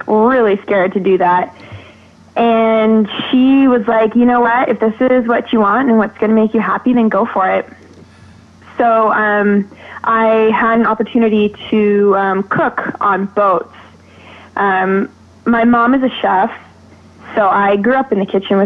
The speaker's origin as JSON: {"language": "English", "region": "Vermont", "country": "United States", "tie": "born or raised there", "also_born_or_lived": "Georgia (country)"}